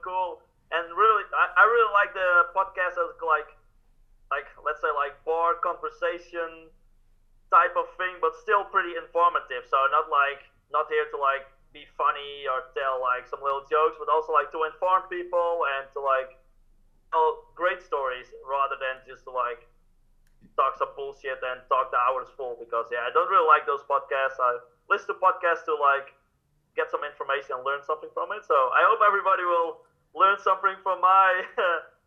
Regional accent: Friesland, Netherlands; I grew up in Friesland, a region in the north of the Netherlands

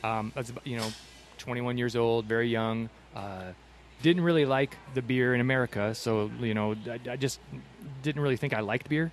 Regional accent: Michigan, United States; now in Tucson, United States; I'm originally from Michigan

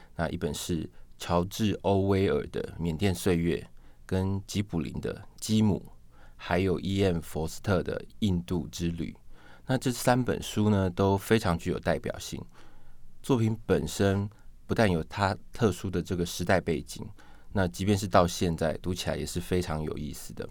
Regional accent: Taiwan; 我们台湾这边也有翻译成叫做《梦断白妆》

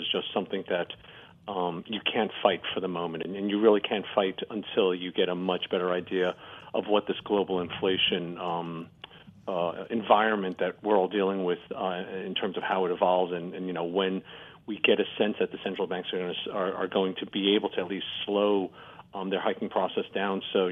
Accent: United States; as an American

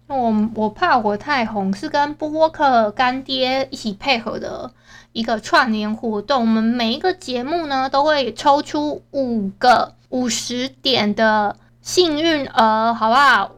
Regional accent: Hualien County, Taiwan; 我们都是花莲人嘛

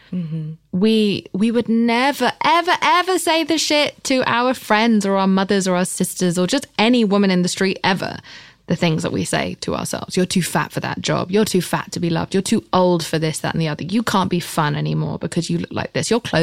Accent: England, United Kingdom; I'm English.

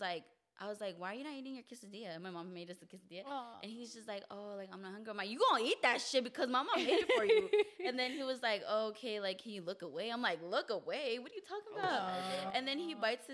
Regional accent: Palmdale, California, United States; also born or lived in San Fernando Valley, California; I came to Palmdale, California when I was around 5

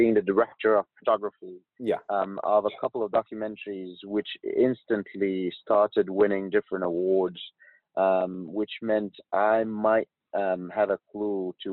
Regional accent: Egypt; moved away as an adult; I was born and raised in Egypt

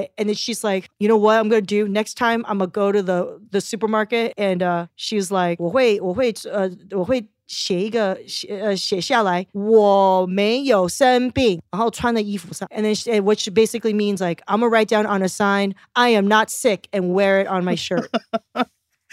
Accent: Torrance, California, United States; born or raised there; English is a second language; also born or lived in Taiwan / Rosemead, California / Hawthorne, California

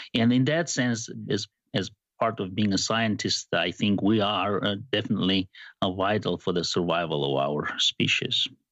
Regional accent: Georgia; moved away as an adult; also born or lived in Arizona, United States / Princeton, New Jersey, United States; now in Lincoln, United States; I'm from Georgia, but not Atlanta. I, don't have a southern accent

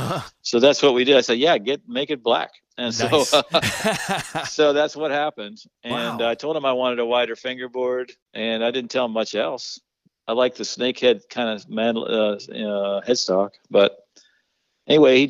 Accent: Wheeling, West Virginia, United States; moved away as an adult; also born or lived in Boulder, Colorado; I went back to my hometown in West Virginia

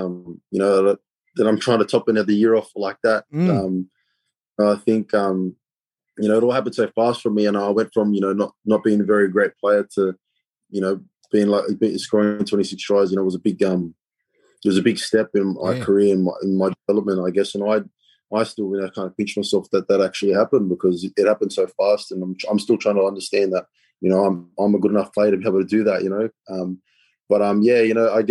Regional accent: New South Wales, Australia; I'm a proud New South Welshman

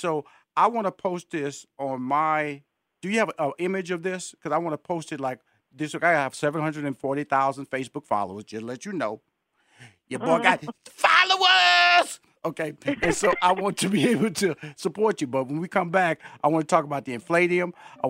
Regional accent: Houston, Texas, United States; Okay, first of all, I'm from Houston, Texas. Okay, that's where I'm born and raised. So I'm a Tex-Mex phenomenon.

